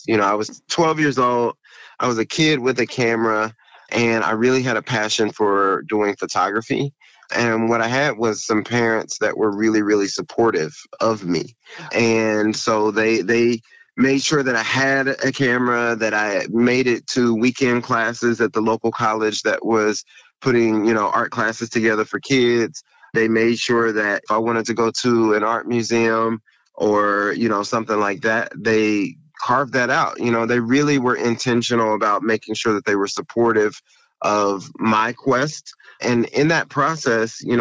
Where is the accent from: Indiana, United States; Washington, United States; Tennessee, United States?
Indiana, United States; Indianapolis; moved away as an adult; now in Cincinnati, United States; I am originally from Indianapolis, Indiana. My wife and I were both born in Indianapolis